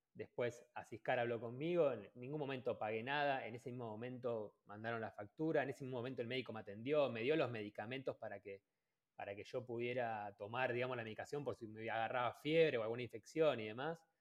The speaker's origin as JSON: {"language": "Spanish", "town": "Ushuaia", "region": "Tierra del Fuego", "country": "Argentina", "moved": "as an adult", "said": "yo soy de Ushuaia"}